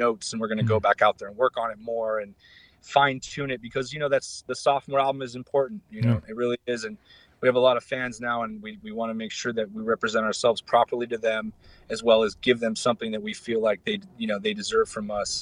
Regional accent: Arizona, United States; I'm from Arizona

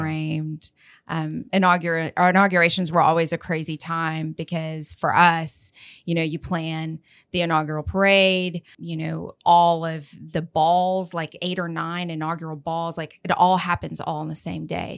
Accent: Lubbock, Texas, United States; I'm from Lubbock. Yeehaw, West Texas.

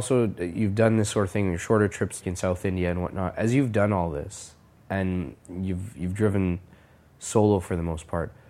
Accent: Canada; because it's birthplace of my family and, you know, in many ways it feels like roots, even though I was born and raised in Canada.

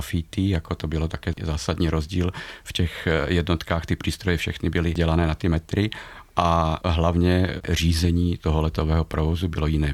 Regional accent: Slovakia; now in Velké Karlovice, Czech Republic; já jsem Slovák

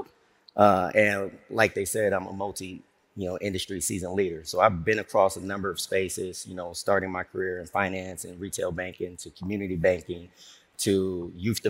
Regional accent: Chicago, Illinois, United States; also born or lived in Harlem, New York; now in Atlanta, United States; I'm from Chicago, from the crib

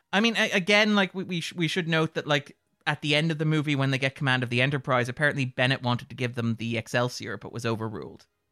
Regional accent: Sligo, Connacht, Ireland; we are from Sligo.

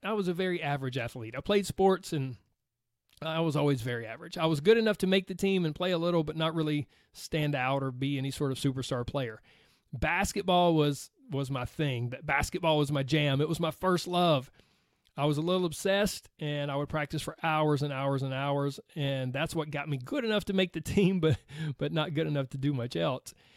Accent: Georgia, United States; accent: Southern; I was raised on a little dirt road in the deep fried South

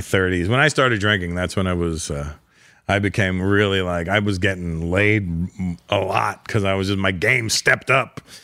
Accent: Toronto, Ontario, Canada; moved away as an adult; now in Los Angeles, United States; it was in Toronto, it was my hometown

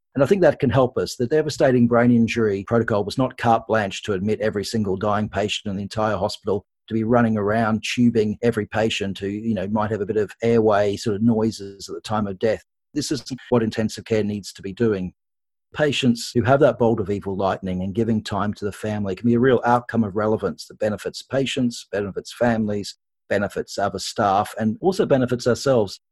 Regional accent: Australia; accent: Australian; moved away as an adult; now in United Kingdom; Probably people can pick from my accent, I am Australian, so I've trained in Australia and the UK

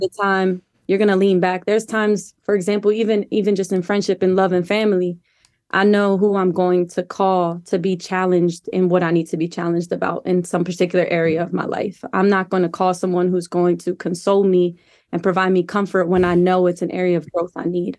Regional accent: Wilmington, Delaware, United States; moved away as an adult; also born or lived in Colorado; I grew up in Wilmington, Delaware

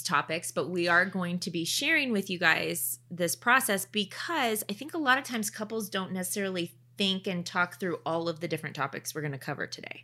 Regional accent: Oregon, United States; also born or lived in Canada; I grew up in Oregon

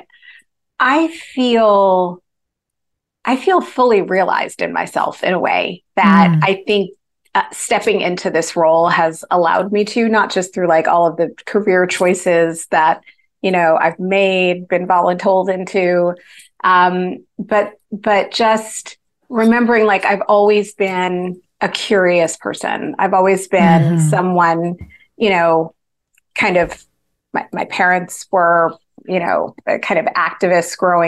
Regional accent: New Jersey, United States; So I grew up in New Jersey, in a suburb of New York

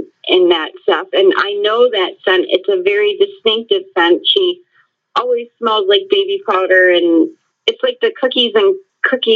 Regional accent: Rochester, New York, United States; now in Southwest Florida, United States; I'm from Rochester, New York, which is upstate New York, not New York City

